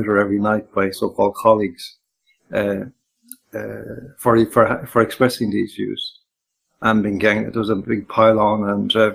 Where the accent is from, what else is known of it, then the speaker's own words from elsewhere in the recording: Castlerea, County Roscommon, Ireland; moved away; I come from West Roscommon, very close to both the Mayo and the Galway borders, a town called Castlereagh. And I grew up there, went to school there